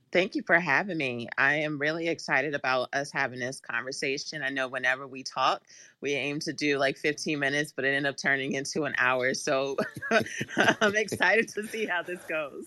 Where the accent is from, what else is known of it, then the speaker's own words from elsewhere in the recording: Washington, District of Columbia, United States; I actually am born and raised in Washington, D C, like, actually in D C, um, by Howard University, so I am a true Washingtonian.